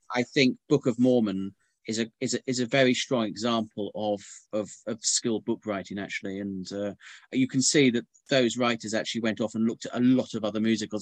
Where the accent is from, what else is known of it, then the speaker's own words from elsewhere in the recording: Norfolk, East of England, United Kingdom; moved away; I come originally from Norfolk